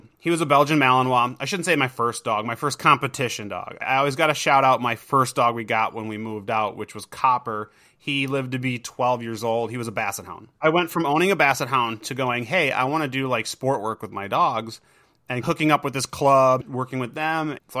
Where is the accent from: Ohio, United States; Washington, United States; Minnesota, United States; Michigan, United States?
Minnesota, United States; Minnesota. So we're like north of Minneapolis by about an hour.